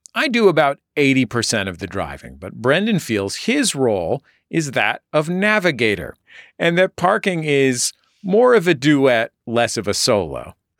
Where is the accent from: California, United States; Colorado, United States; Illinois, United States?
California, United States; San Francisco; I'm from San Francisco.